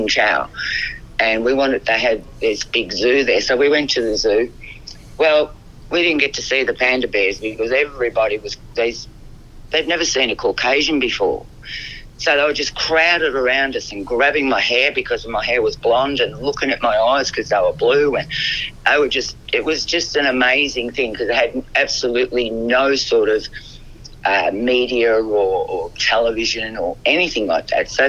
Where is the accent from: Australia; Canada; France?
Australia; Melbourne, Victoria; also born or lived in Essendon; My parents were Estonian. I was born in Melbourne.